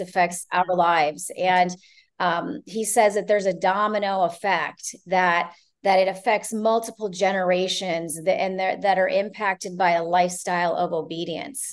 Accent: Ohio, United States; also born or lived in Canada; now in Florida, United States; I'm originally from Ohio, grew up part of my life in Canada as well

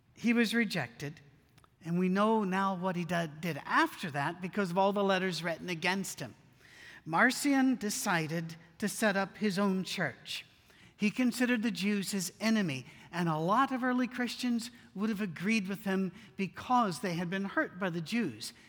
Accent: United Kingdom; me being British

